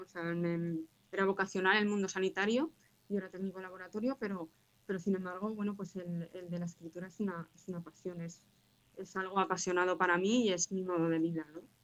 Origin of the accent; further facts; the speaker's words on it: Zaragoza, Aragon, Spain; soy una escritora zaragozana, nací en Zaragoza